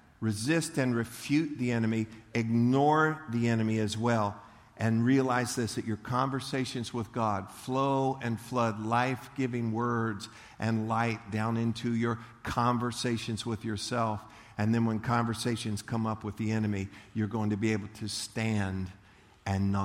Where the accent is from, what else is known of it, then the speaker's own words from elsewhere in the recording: Leesburg, Florida, United States; I grew up in Leesburg, and we went to the county fair in Eustis